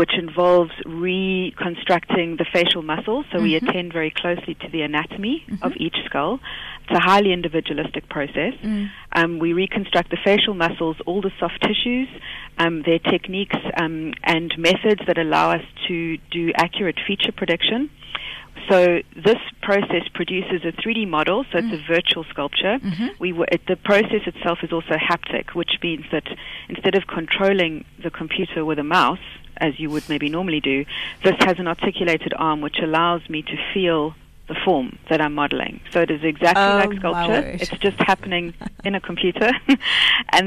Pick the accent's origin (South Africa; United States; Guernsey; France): South Africa; moved away as an adult; now in Liverpool, United Kingdom; So I'm a South African, but I'm doing my PhD in forensic art at Face Lab, Liverpool John Moores University